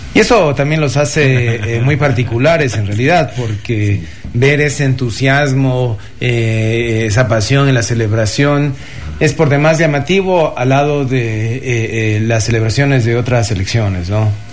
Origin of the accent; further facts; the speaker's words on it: Ecuador; como ecuatorianos